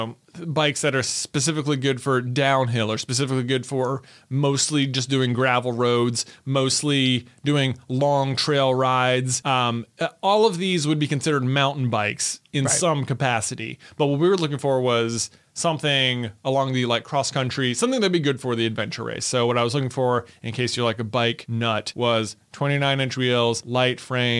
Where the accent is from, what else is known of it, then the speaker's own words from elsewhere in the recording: Roanoke, Virginia, United States; So that's another part. It's like, I'm from Roanoke. It's like, I don't even mountain bike.